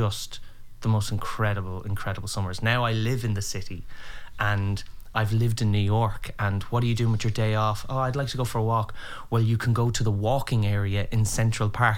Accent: Meath, Leinster, Ireland; moved away; I grew up in a place called Meath, which when people ask me, where am I from? I go, Meath, And I go, it's right beside Dublin.

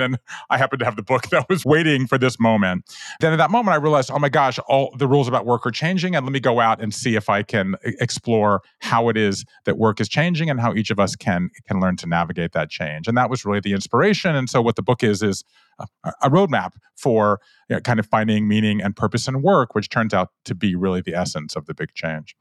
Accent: Georgia, United States; moved away as an adult; also born or lived in Japan; I grew up in Georgia

